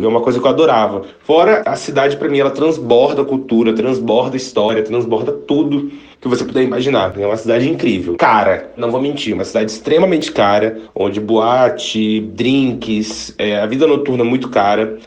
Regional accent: Brazil; also born or lived in Moscow, Russia

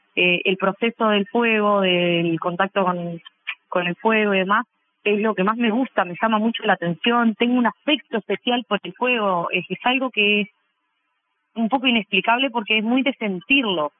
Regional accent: Sarandí del Yí, Durazno, Uruguay; moved away as an adult; now in Montevideo, Uruguay; soy del interior del país, de Sarandí de Sí, pero vivo en Montevideo hace 12 años que me vine a estudiar

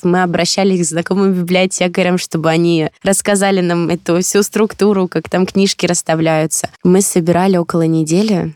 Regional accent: Belgorod Oblast, Russia; я родом тоже из Белгородской области

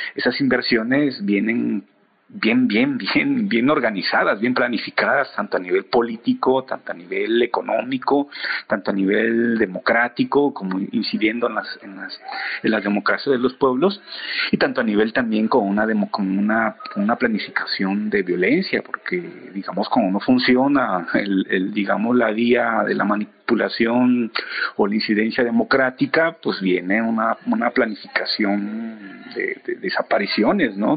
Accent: Comitancillo, Oaxaca, Mexico; en mi pueblo, en Comitancillo y en la región del istmo de Tehuantepec

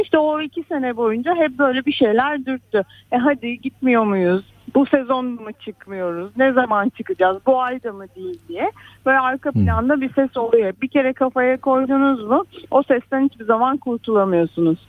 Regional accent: Istanbul, Turkey; ben şehirde doğdum zaten İstanbul'da doğdum

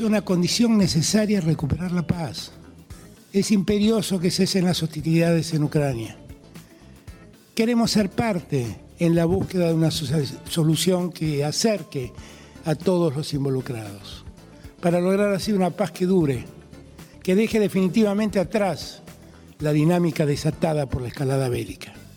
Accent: Argentina; mi país

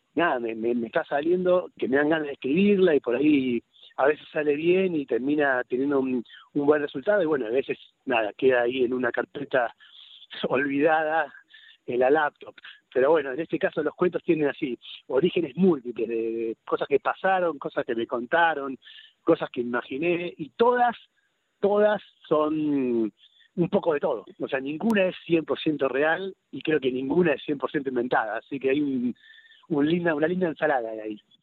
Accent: Buenos Aires, Argentina; accent: Rosario; moved away as an adult; also born or lived in Rosario; now in Cañuelas, Argentina; yo nací en Rosario ah, y viví ahí hasta los siete años y después por razones del laburo de mi viejo nos terminamos mudando a, Capital Federal y viví ahí en Capital Federal hasta que terminé la residencia de pediatría

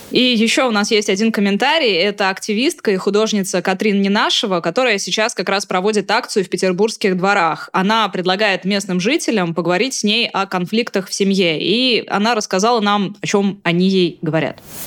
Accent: Astrakhan, Astrakhan Oblast, Russia; moved away; я родом из Астрахани

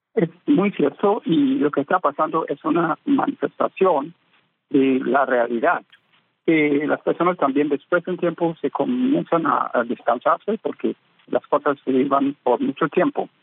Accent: Ghana; en mi país, Ghana

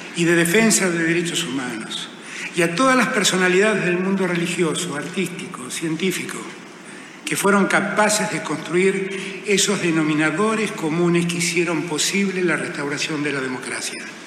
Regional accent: Buenos Aires, Argentina; Soy orgullosamente porteño

